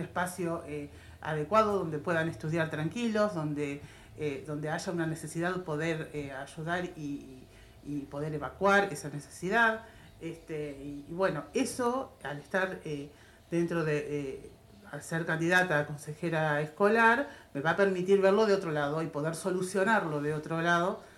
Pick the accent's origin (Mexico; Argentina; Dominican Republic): Argentina; Tapalqué, Buenos Aires Province; Todos somos nativos de Tapalqué